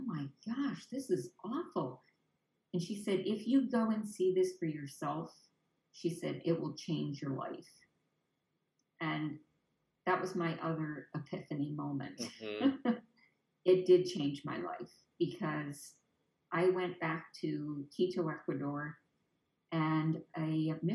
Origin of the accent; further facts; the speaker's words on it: Canada; now in Naples, United States; I didn't speak another language other than Canadian because I was born in Canada.